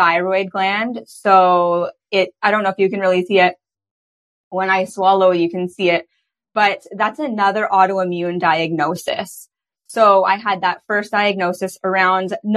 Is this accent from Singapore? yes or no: no; Toronto, Ontario, Canada; now in British Columbia, Canada; I grew up in Toronto, Ontario